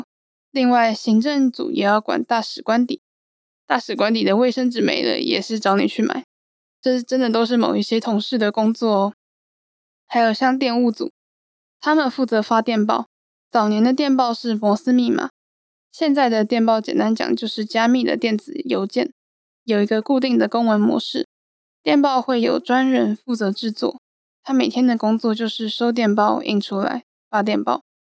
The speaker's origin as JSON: {"language": "Chinese", "country": "Taiwan", "said": "我们来自台湾，代表台湾政府"}